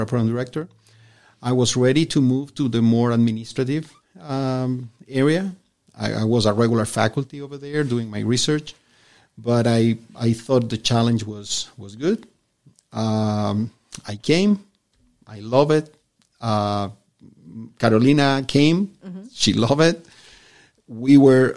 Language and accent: English; Chile; moved away as an adult; now in El Paso, United States; I was born and raised in Chile.